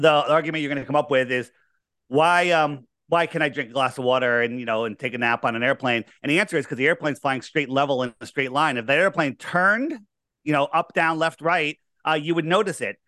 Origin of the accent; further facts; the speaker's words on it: Fairfield County, Connecticut, United States; I grew up here in, uh, Fairfield County. Uh, I didn't, I haven't moved very far.